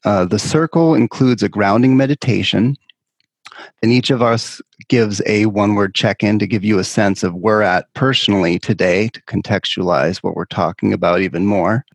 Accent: California, United States; my home state of California

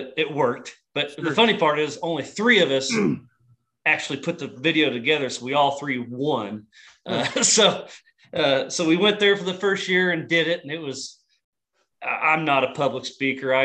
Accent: Paola, Kansas, United States; born and raised in Payola, Kansas, just outside of Kansas City

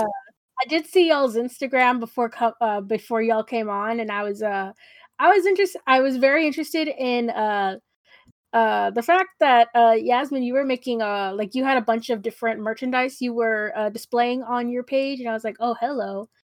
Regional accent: San Antonio, Texas, United States; I'm from San Antonio, so when you hear the south side, you immediately know that it's, it's gonna be an issue, uh, at least from my experience. I also grew up pretty sheltered

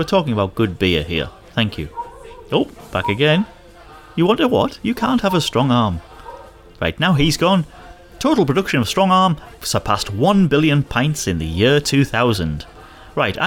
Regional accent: Hartlepool, North East England, United Kingdom; As a boy growing up in Hartlepool

